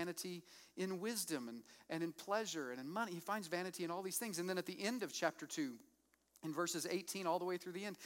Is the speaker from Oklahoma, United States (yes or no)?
yes; Moore, Oklahoma, United States; I grew up with in Moore, Oklahoma